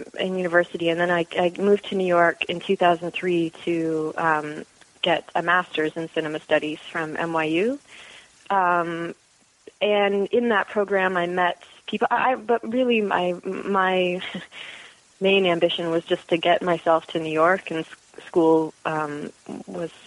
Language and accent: English; London, Ontario, Canada; moved away as an adult; also born or lived in Toronto; now in Brooklyn, United States; Born and raised in London, Ontario. Moved to Toronto for school